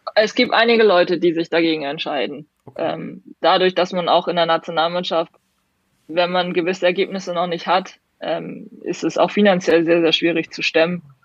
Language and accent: German; Hamburg, Germany; in Hamburg zum Beispiel, wo ich herkomme